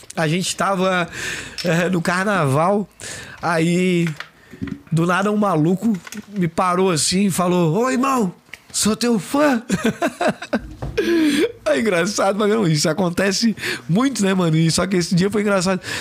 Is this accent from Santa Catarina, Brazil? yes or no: yes; Florianópolis, Santa Catarina, Brazil; accent: manezinho; Fui morar no Monte Verde, sou cria do Monte Verde